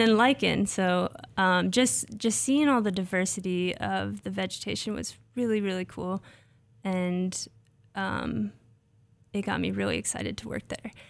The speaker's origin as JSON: {"language": "English", "region": "Nebraska", "country": "United States", "tie": "born or raised there", "also_born_or_lived": "Ohio", "moved": "as an adult", "said": "I grew up in Nebraska."}